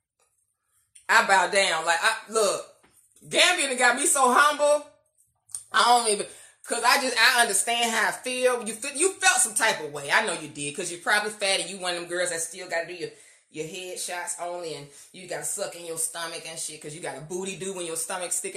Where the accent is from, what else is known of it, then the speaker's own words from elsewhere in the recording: United States; being black American.